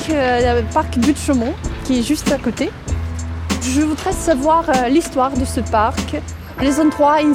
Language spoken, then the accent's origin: French; Moscow, Russia; French is a second language; now in Paris, France; je suis russe, euh, je viens de Moscou. Euh, j'habite Paris depuis trois mois.